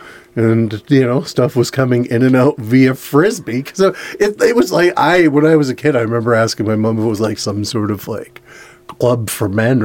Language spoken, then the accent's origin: English; Victoria, British Columbia, Canada; also born or lived in Port Alice, British Columbia; So I grew up in Victoria.